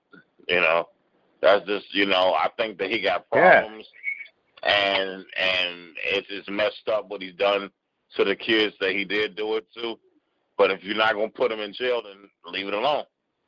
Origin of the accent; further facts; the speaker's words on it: Cleveland, Ohio, United States; also born or lived in Washington, D.C.; I was born in D.C. I was brought up in Cleveland, though, and when I moved to Cleveland, the area that I was in was, you know, predominantly a white area that didn't like black people.